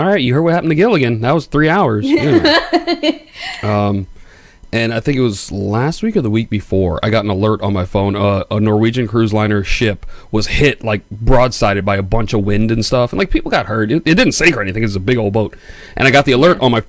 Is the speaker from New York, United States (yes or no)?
yes; New York City, New York, United States; also born or lived in Long Island; I'm from New York City